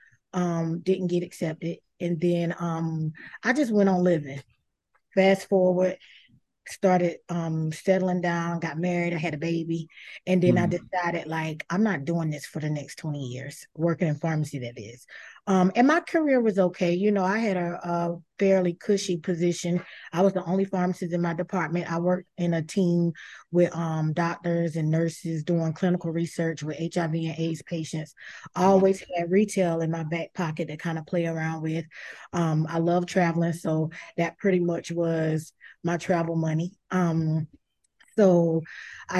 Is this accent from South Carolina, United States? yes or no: yes; South Carolina, United States; now in Florida, United States; I'm originally from South Carolina